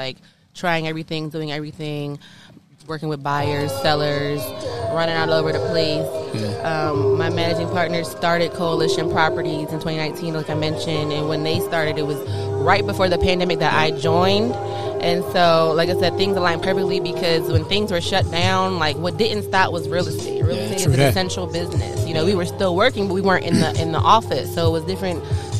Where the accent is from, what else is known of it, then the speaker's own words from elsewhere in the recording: Cheltenham, Pennsylvania, United States; moved away as an adult; now in Washington, D.C., United States; I'm from the suburbs of Philadelphia, I will say. I'm a suburbs girl, Sheltenham.